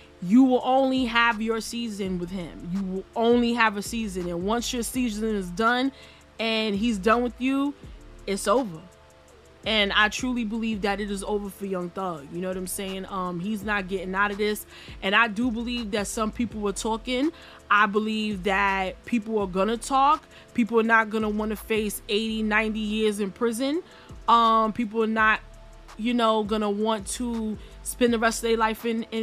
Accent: New York, United States; I'm from New York.

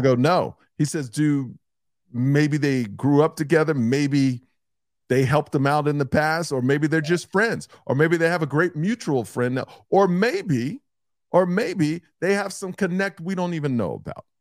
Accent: Houston, Texas, United States; I'm from Houston

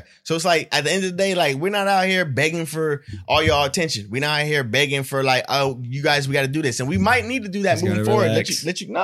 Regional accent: Stockton, California, United States; me being raised in Stockton since the age of, you know what I'm saying, like, you know, 6 years old

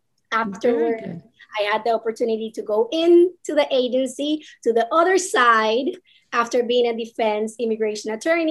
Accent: Mayagüez, Puerto Rico; also born or lived in Miami; now in Florida, United States; I am from Puerto Rico. Really proud of being from Mayagüez, Puerto Rico.

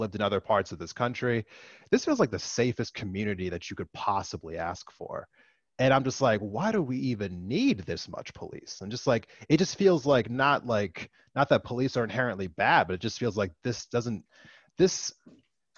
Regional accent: near Philadelphia, Pennsylvania, United States; also born or lived in Great Falls, Montana / Missoula, Montana; now in Montana, United States; where I grew up at next to Philadelphia, like that is a crime like infested like area where I grew up at in Pennsylvania

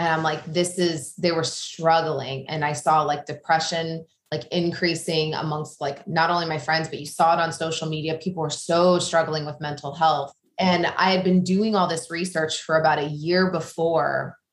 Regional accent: Midwest, United States; moved away as an adult; now in New York, United States; So a little about me. I grew up in the Midwest on a farm. And so that is a big part of just who I am. But then after college, I got married at the ripe age of 19 and moved to New York

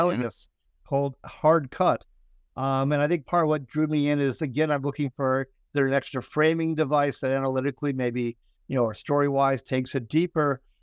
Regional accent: Minnesota, United States; I'm from Minnesota

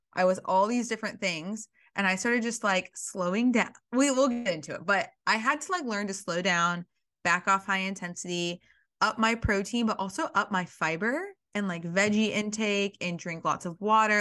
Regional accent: Alabama, United States; I grew up in Alabama

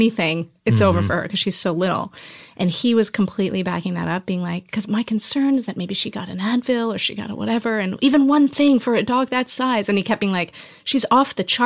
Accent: United States; moved away as an adult; also born or lived in Mexico / Canada / Montreal; now in Toronto, Canada; I grew up in the U.S. And yeah, I'm an American.

